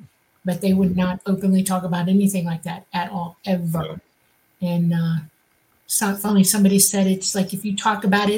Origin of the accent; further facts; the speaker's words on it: the Everglades, Florida, United States; I grew up in the Everglades, and the Miccosukee Indian village was right near us